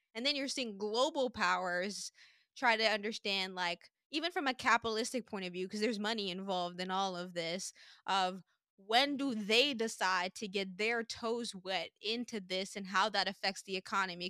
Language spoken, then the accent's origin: English; Sint Maarten; now in United States; growing up in Saint Martin